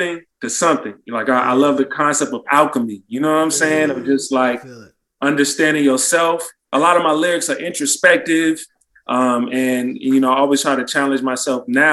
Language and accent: English; Oakland, California, United States; I'm from East Oakland